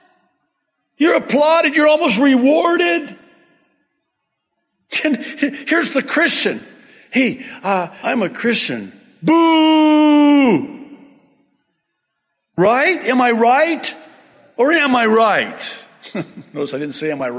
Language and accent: English; United States; I'm very American